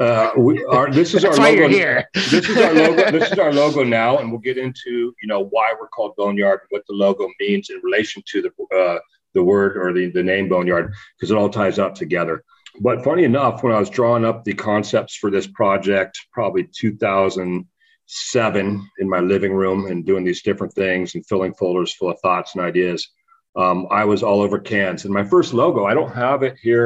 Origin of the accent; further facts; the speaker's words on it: California, United States; moved away; also born or lived in Bend, Oregon / Phoenix, Arizona / Paso Robles, California; I'm originally from California